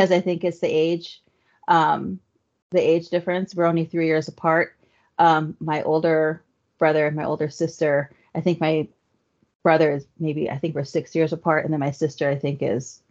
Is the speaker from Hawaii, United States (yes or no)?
yes; Waipahu, Hawaii, United States; moved away as an adult; also born or lived in Midland-Odessa, Texas; now in Northern Virginia, United States; I'm originally from Oahu, which is an island in Hawaii. Little town back then, but I don't think it's so little now. Waipahu. Majority of the people who grew up there are Filipino